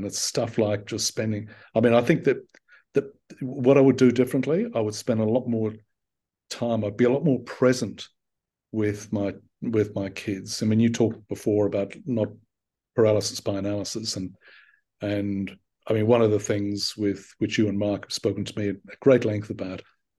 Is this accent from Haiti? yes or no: no; Australia; also born or lived in Ireland; long after I had moved my life from being a young kid in Ireland to living and working and essentially growing up in Australia and properly growing up.